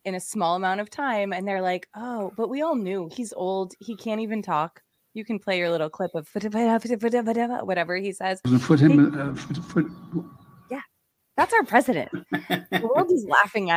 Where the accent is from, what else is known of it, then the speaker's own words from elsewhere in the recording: East Coast, United States; now in Mount Shasta area, California, United States; I'm from the East Coast, so I wanted to see the Pacific West Coast.